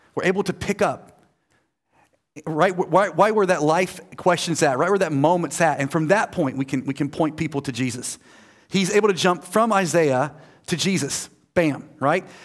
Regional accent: United States; I'm American

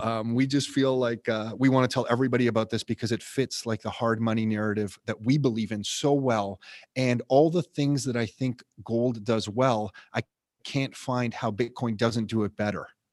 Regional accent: Canada; I grew up middle class in Canada

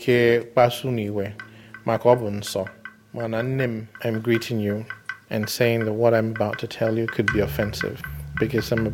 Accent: Afikpo, Ebonyi, Nigeria; I was born in Afikbo in southeastern Nigeria

